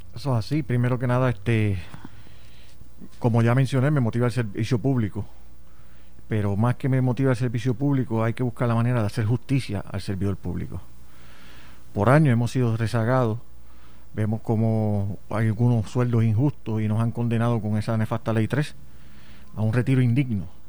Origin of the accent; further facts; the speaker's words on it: Puerto Rico; aquí este, en, nuestro territorio, la colonia